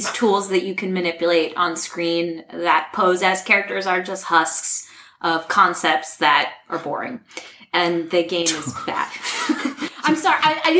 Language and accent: English; the Berkshires, Massachusetts, United States; growing up in the Berkshires.